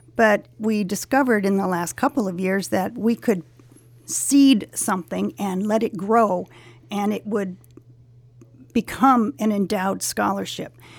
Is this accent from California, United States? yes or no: yes; Los Angeles, California, United States; I grew up in the San Fernando Valley in Sunland, um, Shadow Hills. Uh, I lived there since I was five